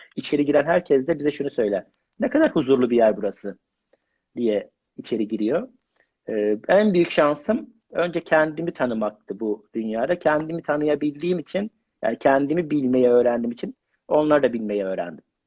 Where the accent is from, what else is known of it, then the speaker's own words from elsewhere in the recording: Mersin, Turkey; now in Istanbul, Turkey; Ben ilk işte Mersinliyim